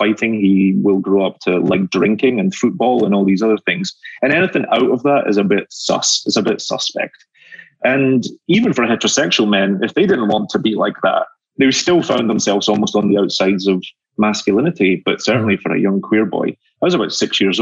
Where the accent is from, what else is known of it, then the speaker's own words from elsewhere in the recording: Glasgow, Scotland, United Kingdom; now in New York, United States; I grew up in Glasgow, Scotland. I live in New York now, but I'm a Scotsman that lives in New York